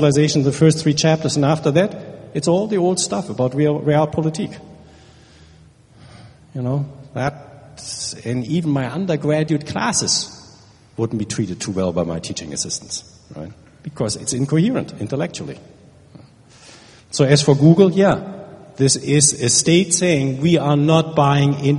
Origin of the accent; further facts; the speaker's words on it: Germany; now in United States; I'm from Germany